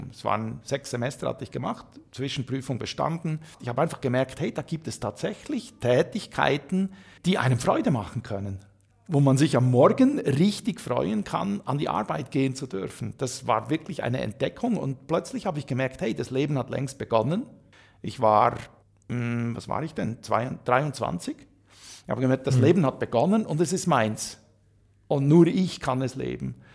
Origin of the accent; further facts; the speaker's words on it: Saxony, Germany; Aber ich bin ja gebürtiger Sachse